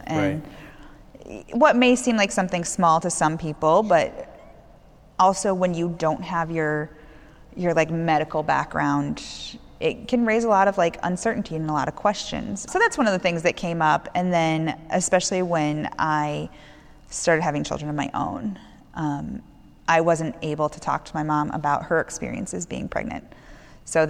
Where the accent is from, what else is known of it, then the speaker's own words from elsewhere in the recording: St. Charles, United States; We grew up in St. Charles